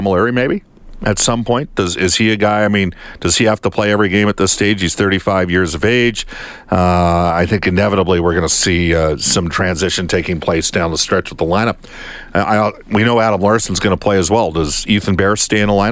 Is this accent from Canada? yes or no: yes; Canada; As a Canadian